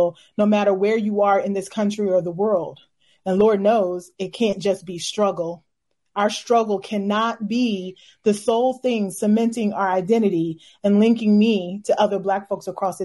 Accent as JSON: {"language": "English", "town": "Louisville", "region": "Kentucky", "country": "United States", "said": "I'm from Louisville, Kentucky."}